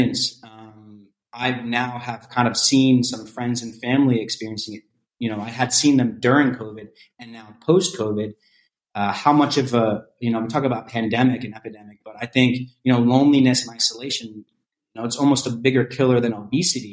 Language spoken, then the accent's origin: English; New Jersey, United States; moved away; Parkside is the development that I grew up in New Jersey, and my parents still live